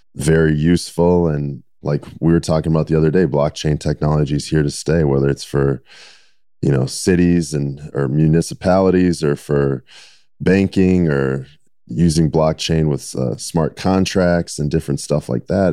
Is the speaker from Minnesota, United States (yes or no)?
yes; Minnesota, United States; growing up in Minnesota